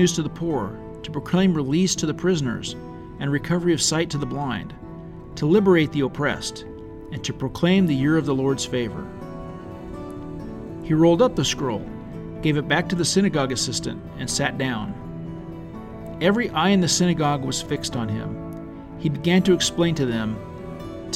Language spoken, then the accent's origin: English; Leavenworth, Kansas, United States; I grew up in Leavenworth, Kansas